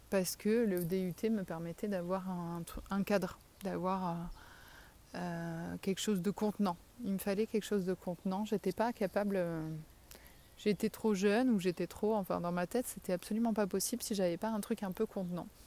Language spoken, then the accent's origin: French; south of France, France; accent: southern French; je perds un peu mon accent quand je parle. Mais, et que je sais que je suis écrit, qu'on m'entend parce que du coup je suis timide. Mais j'ai quand même bien l'accent du sud.